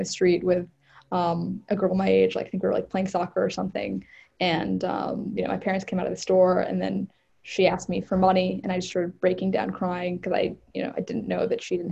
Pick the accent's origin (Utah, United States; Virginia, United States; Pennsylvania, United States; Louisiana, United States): Virginia, United States; Northern; I grew up in Northern Virginia, like the suburbs of Washington, D.C.